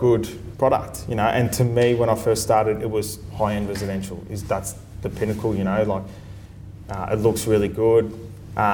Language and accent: English; Sunbury, Victoria, Australia; I was a kid from Sunbury that was a tradesman